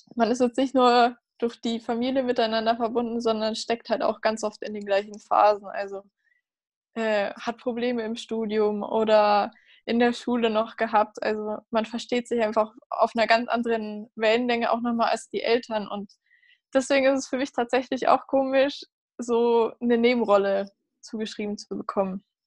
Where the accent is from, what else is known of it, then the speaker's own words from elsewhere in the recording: Munich, Bavaria, Germany; ich komme aus München